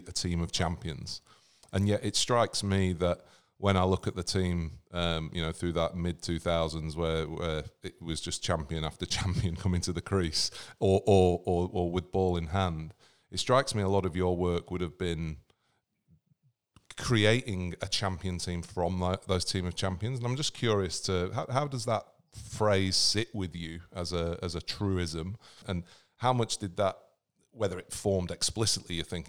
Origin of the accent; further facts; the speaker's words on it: England, United Kingdom; being an Englishman for the most part of my adolescence